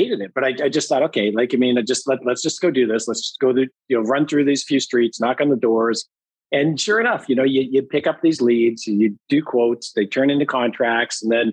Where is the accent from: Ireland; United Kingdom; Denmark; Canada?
Canada; Thornhill, Ontario; I grew up in Thornhill and grew up in a Catholic family